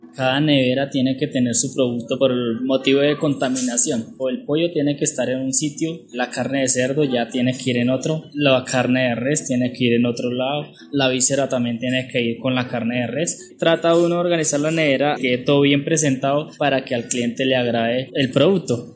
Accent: Santana, Boyacá, Colombia; moved away as an adult; Soy de Santana, Boyacá, eh, es de un pueblo muy cálido

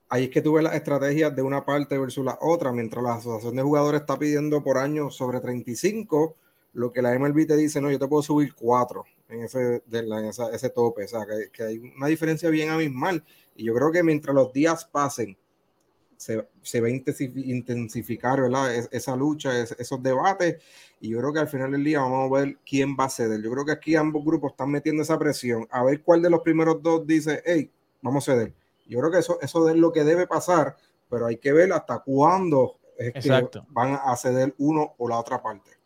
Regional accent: Puerto Rico

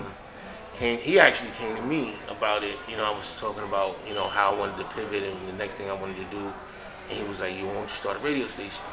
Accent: New York, United States; I'm from New York

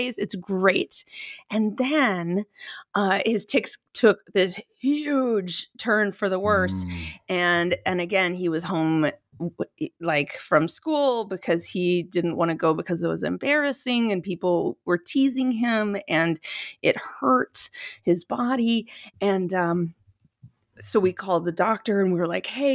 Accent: Minnesota, United States; also born or lived in New York City; now in Los Angeles, United States; I'm from Minnesota, and my mom is from Ohio

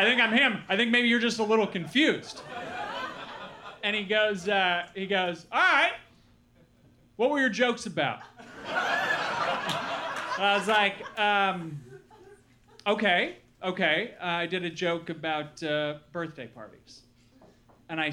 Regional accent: Milwaukee, Wisconsin, United States; moved away; also born or lived in Los Angeles; I grew up in Milwaukee, Wisconsin

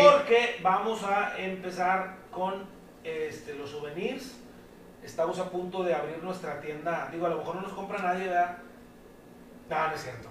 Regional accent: Mexico; como malos mexicanos que somos

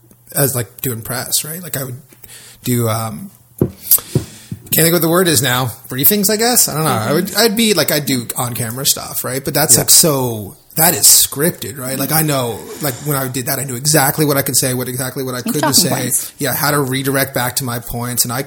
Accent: South Florida, United States; I grew up in South Florida

